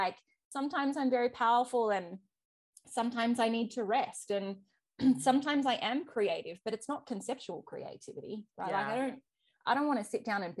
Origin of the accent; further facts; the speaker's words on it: Australia; accent: Australian; If you haven't picked it up from my accent, I am Australian.